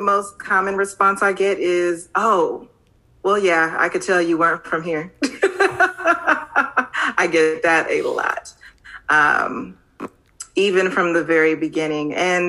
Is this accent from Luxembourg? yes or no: no; Los Angeles, California, United States; accent: Californian; moved away as an adult; now in Texas, United States; I'm originally from Los Angeles, but I have lived in Texas for 13 years now